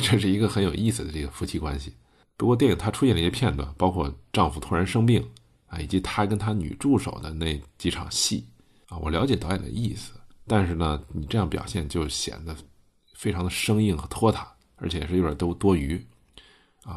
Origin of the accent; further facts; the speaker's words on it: China; 我们中国人